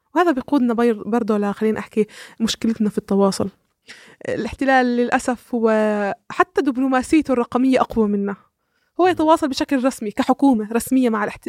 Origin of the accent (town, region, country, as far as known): Palestine